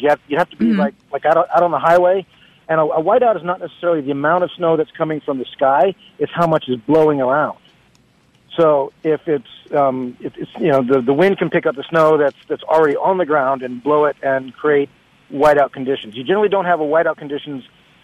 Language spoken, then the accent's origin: English; Washington, United States; now in Lexington, United States; I grew up in Washington State